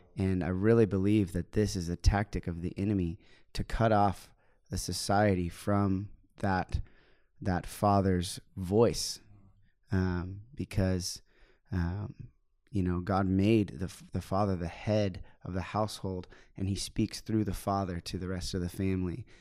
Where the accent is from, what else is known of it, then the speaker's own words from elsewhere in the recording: United States; I'm a missionary from the United States